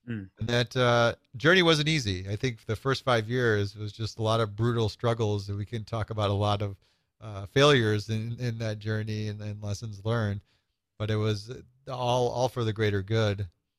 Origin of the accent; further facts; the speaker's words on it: Nebraska, United States; moved away as an adult; now in Chicago, United States; Yeah, I was born in Chicago, grew up in small town Nebraska, and had a nice experience of that small town life up until about 19, where I did some of my school in Nebraska and then ended up coming out to Chicago.